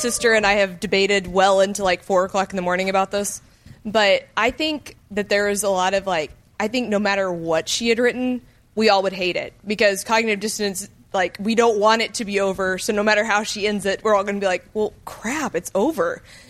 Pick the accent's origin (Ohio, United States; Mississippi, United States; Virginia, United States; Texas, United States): Texas, United States; Austin; I'm from Austin.